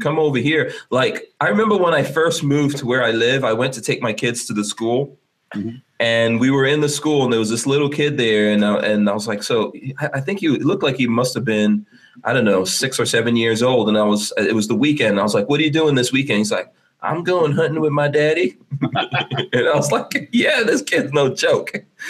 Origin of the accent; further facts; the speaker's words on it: Far Rockaway, New York, United States; And I was like a big nerd in the middle of that's like my combat experience growing up in Far Rockaway.